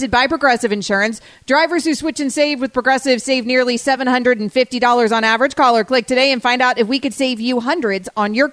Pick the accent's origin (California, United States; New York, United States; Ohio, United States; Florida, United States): Florida, United States; when I was growing up in Florida